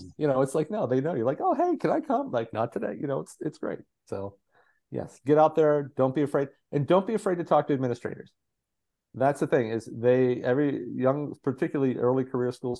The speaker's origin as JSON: {"language": "English", "region": "Southwestern Pennsylvania", "country": "United States", "tie": "born or raised there", "said": "I grew up in Southwestern PA."}